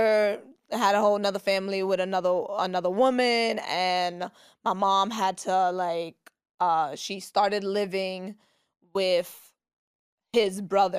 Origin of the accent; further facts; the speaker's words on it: New York City, New York, United States; I grew up, so I was born and raised in East New York, Brooklyn. Not in Kings County Hospital.